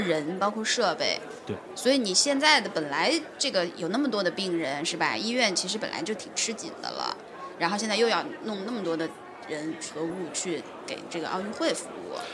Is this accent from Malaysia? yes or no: no; China; 我们是中国人